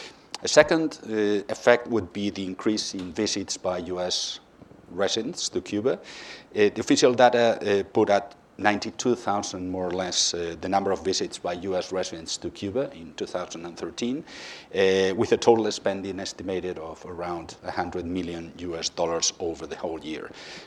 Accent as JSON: {"language": "English", "town": "Madrid", "region": "Community of Madrid", "country": "Spain", "said": "Okay, we are a bank of Spanish origin, as you said. I come from Madrid, but we have quite a wide international presence."}